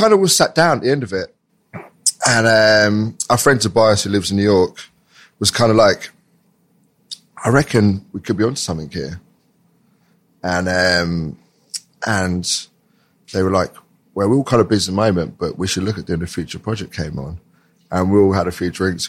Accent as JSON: {"language": "English", "town": "Whitstable", "region": "South East England", "country": "United Kingdom", "also_born_or_lived": "Margate / South London", "moved": "yes", "lives_now": "London, United Kingdom", "said": "I'm from South London, so well, not originally, I'm from Winchester, Whitstable"}